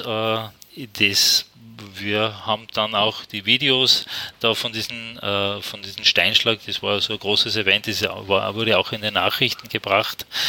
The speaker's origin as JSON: {"language": "German", "country": "Austria", "said": "Und ich als Österreicher"}